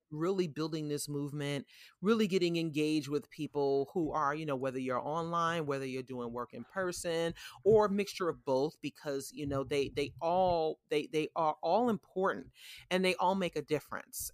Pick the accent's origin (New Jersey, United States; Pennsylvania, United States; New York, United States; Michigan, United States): New York, United States; New York City; now in Atlanta, United States; New York City, w, my hometown